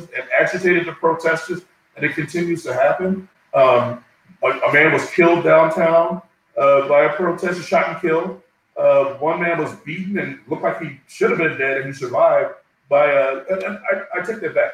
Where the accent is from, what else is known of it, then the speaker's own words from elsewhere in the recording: Newark, New Jersey, United States; I was born and raised in Newark, New Jersey. I was raised in the projects in Newark